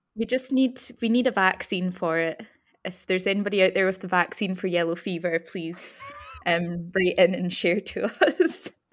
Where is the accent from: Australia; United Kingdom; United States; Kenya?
United Kingdom; Scotland; we grew up in Scotland